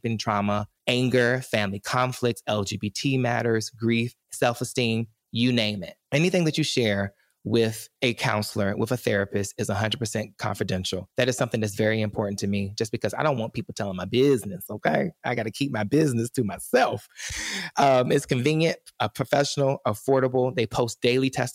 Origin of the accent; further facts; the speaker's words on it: the South, United States; I grew up in the South